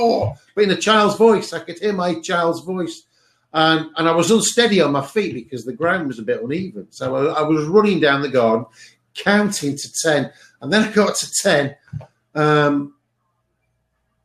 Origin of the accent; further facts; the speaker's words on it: Cheshire, North West England, United Kingdom; I was at the house that I was born at in Cheshire, in England